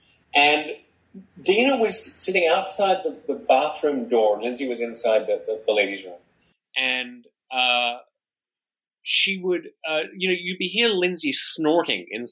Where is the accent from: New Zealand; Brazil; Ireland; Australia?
Australia; moved away as an adult; now in New York, United States; I moved from Australia in 1998. And I was 27 then.